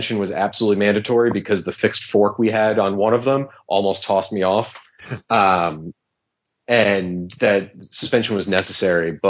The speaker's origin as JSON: {"language": "English", "town": "New York City", "region": "New York", "country": "United States", "tie": "born or raised there", "said": "I grew up riding BMXs around New York City"}